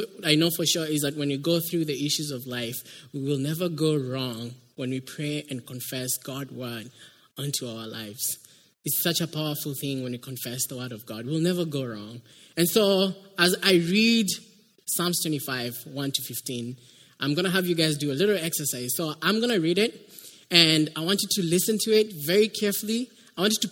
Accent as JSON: {"language": "English", "country": "Kenya", "moved": "as an adult", "lives_now": "United States", "said": "I come from Kenya. That's why you can hear an accent."}